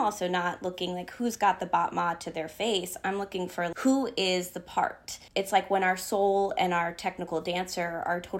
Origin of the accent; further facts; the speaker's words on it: Northern Virginia, United States; I was a kid in Northern Virginia